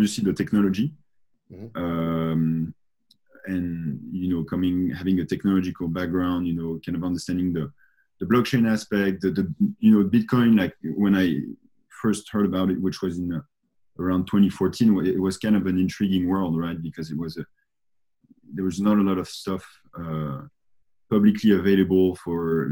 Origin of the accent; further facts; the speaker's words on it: France; I grew up in France